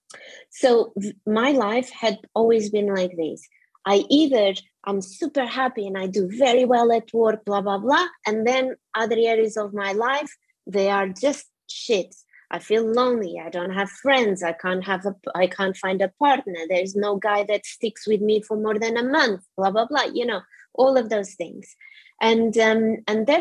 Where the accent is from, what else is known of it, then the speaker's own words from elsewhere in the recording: Portugal; moved away as an adult; now in United Kingdom; I'm originally from Portugal. My parents are also Portuguese, and I came to the UK when I was 23